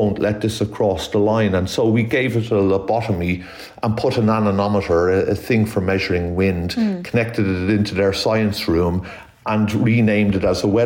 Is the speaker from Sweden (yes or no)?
no; Ireland; I'm Irish, obviously, by DNA, and one of eight children